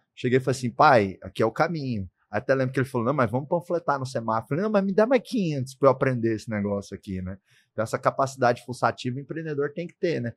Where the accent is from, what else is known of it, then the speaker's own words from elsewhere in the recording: Goiás, Brazil; lá no Goiás, onde eu nasci